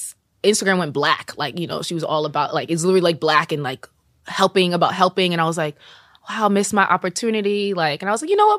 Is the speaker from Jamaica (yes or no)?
yes; Jamaica; I'm Jamaican. So I used to watch the dancehall videos as a kid with the family, like at the dance, you know.